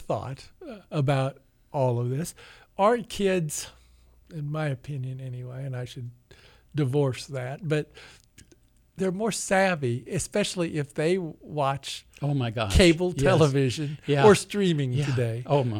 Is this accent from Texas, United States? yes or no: no; Independence, Missouri, United States; I grew up in Independence.